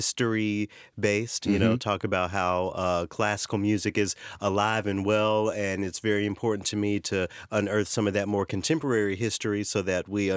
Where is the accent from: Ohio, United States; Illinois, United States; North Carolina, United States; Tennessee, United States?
Tennessee, United States; from my home state